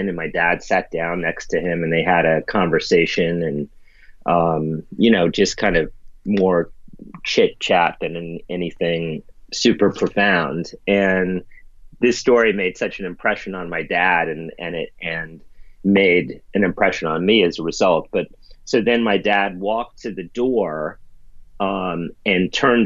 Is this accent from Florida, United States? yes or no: no; New York City, New York, United States; I grew up in the East Village and was very rough and tumultuous neighborhood